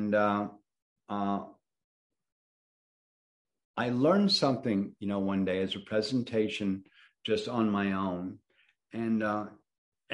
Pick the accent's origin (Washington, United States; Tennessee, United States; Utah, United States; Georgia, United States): Georgia, United States; Atlanta; moved away as an adult; also born or lived in New Orleans / New York; I spent my, you know, very early years in New Orleans on a boat, and my young years in older grammar school and high school in Atlanta